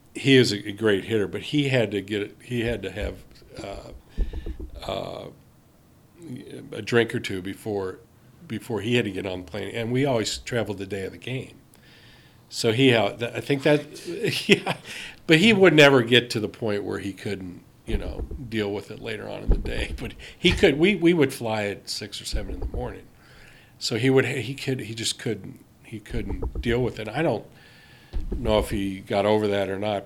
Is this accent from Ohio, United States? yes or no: yes; Cincinnati, Ohio, United States; I grew up in Cincinnati.